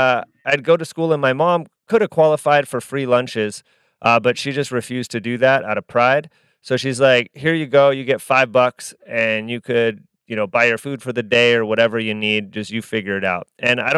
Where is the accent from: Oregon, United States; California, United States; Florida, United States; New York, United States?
California, United States; now in Utah, United States; I live in Utah, yes. But I'm from the Bay Area, but I live in Utah.